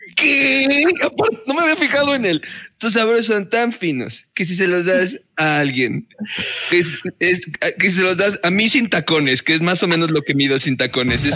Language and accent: Spanish; Mexico City, Mexico; Soy ese chilango